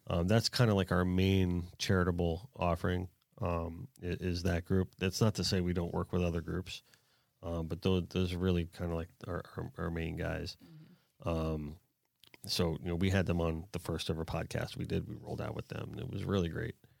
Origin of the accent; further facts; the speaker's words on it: Pompano Beach, Florida, United States; I spent, like, most of my youth in Pompano